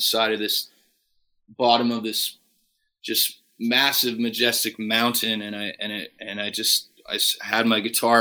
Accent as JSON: {"language": "English", "town": "Fort Saskatchewan", "region": "Alberta", "country": "Canada", "tie": "born or raised there"}